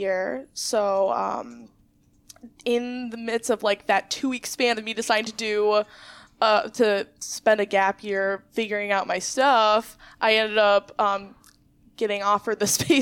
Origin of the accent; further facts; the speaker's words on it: Menomonie, Wisconsin, United States; growing up in Menominee, I was able to work a lot with my grandma in antique stores